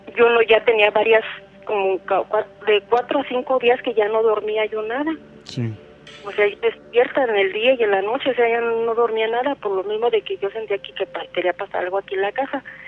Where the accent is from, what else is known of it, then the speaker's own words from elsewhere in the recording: Salamanca, Guanajuato, Mexico; De aquí de Salamanca.